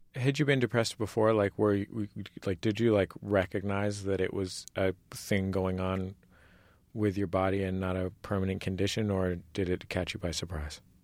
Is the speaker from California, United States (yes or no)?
yes; California, United States; I'm from, I'm from California. I'm not from Vermont.